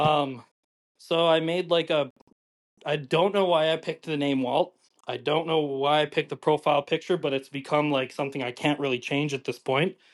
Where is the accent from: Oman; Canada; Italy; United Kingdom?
Canada; Calgary, Alberta; I'm originally from Calgary. I was, like, nine years old when the Flames went to the finals